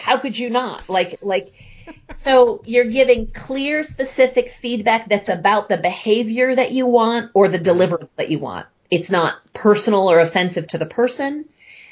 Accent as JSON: {"language": "English", "country": "United States", "said": "I'm really very proud of being American"}